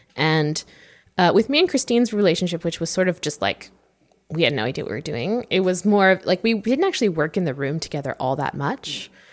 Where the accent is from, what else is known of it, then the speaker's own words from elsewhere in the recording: Vancouver, British Columbia, Canada; I'm from Vancouver